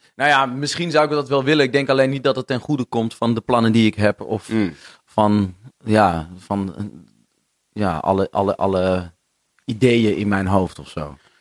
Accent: Noordeinde, North Holland, Netherlands; now in Amsterdam, Netherlands; vroeger woonde ik, ehm, ik kom uit Noordeinde. Veel mensen denken altijd dat ik uit Heilo kom, maar dat kom ik niet.

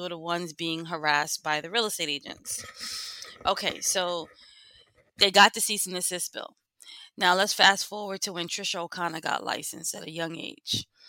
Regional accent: New York City, New York, United States; lived, born and raised in East Flatbush

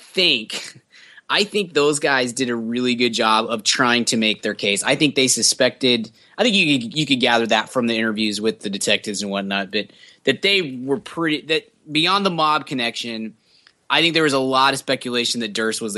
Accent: Texas, United States; we're from Texas

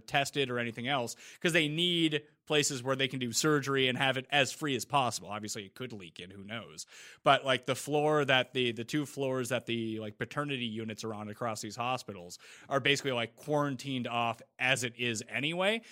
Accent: Canada

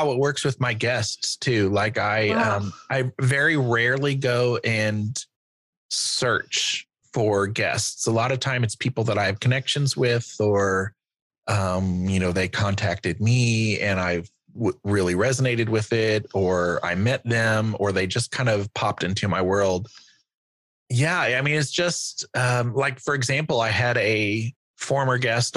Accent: Missouri, United States; junior college in my hometown in Missouri

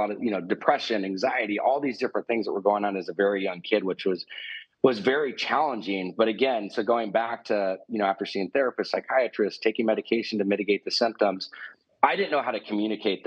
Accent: Newport Beach, California, United States; Was born and raised in Newport Beach, California

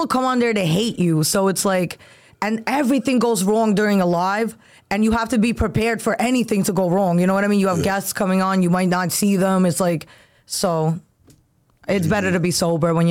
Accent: New York City, New York, United States; I'm from Brooklyn

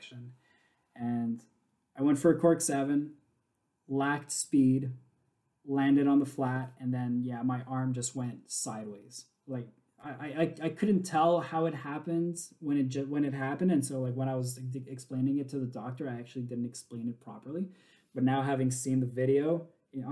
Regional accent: Montreal, Quebec, Canada; born and raised in Montreal

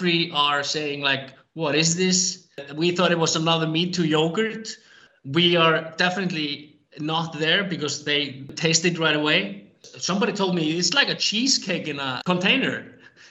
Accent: Iceland; also born or lived in Portland, Maine, United States

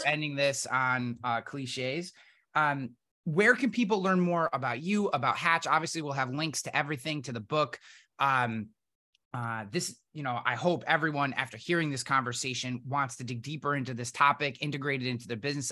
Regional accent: East Coast, United States; I'm from the East Coast and Irish and country

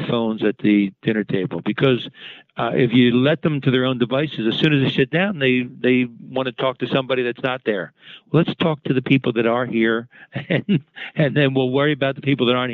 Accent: Philadelphia, Pennsylvania, United States; I grew up in West Philly.

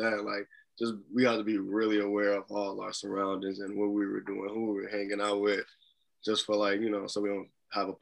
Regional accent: Gary, Indiana, United States; moved away as an adult; also born or lived in Killeen, Texas; now in Des Moines, United States; they were originally from Gary, Indiana. We ended up moving back when I was younger.

